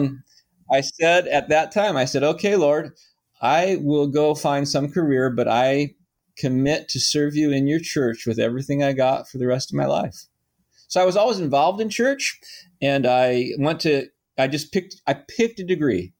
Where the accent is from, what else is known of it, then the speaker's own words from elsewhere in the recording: Phoenix, Arizona, United States; also born or lived in Michigan; now in North San Diego County, United States; I grew up in Phoenix, Arizona